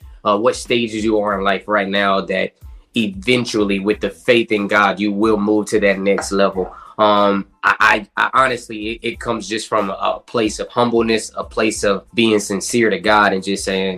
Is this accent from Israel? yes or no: no; Fayetteville, North Carolina, United States; I am from Fayetteville, North Carolina, by way of the military